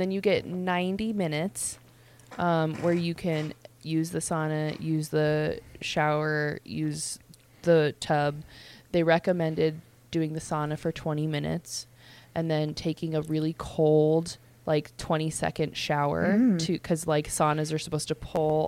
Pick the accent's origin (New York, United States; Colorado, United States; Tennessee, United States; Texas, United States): Colorado, United States; where are you from? And I'm like, Colorado